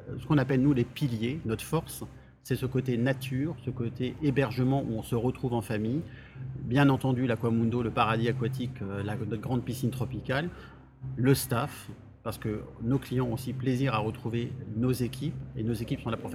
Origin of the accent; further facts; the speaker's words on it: Alsace, Grand Est, France; also born or lived in Paris; now in Vienne, France; je suis un fier Alsacien de 39 ans